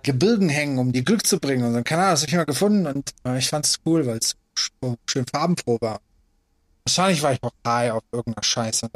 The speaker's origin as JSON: {"language": "German", "country": "Afghanistan", "tie": "born or raised there", "moved": "yes", "said": "Ich bin geboren in Afghanistan"}